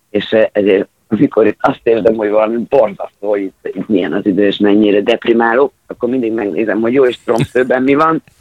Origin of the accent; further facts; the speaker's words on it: Szeged, Csongrád-Csanád, Hungary; Itt szegediként.